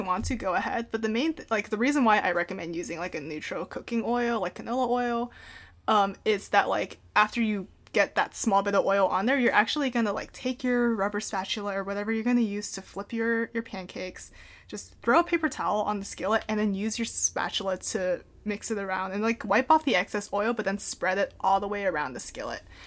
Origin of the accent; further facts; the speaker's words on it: Portland, United States; he moved her up to Portland, where I was born